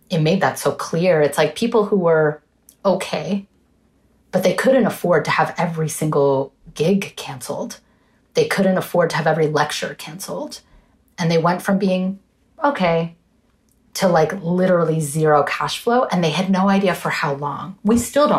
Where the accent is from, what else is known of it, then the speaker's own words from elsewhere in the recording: New York, United States; growing up in the United States.